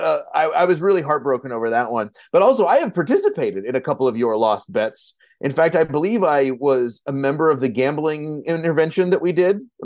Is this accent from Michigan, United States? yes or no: no; Kentucky, United States; now in Minneapolis, United States; I'm from Kentucky originally